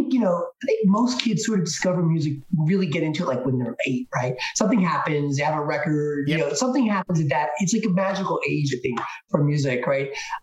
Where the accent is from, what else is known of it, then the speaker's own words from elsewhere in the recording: New Jersey, United States; Yeah. Born and raised in New Jersey. You lived mostly in South Jersey.